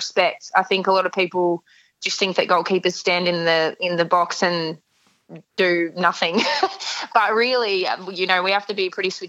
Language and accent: English; Melbourne, Victoria, Australia; I grew up in Port Melbourne